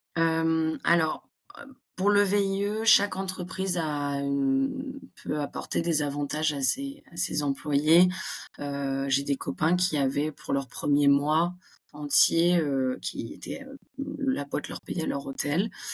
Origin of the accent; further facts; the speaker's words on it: Montpellier, Occitania, France; accent: French; moved away as an adult; also born or lived in Île-de-France; now in New York, United States; je suis originaire de Montpellier, j'ai fait mes études en région parisienne et je suis arrivée